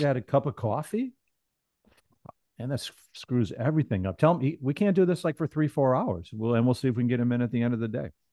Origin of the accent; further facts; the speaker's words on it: the South, United States; moved away; I'm from the South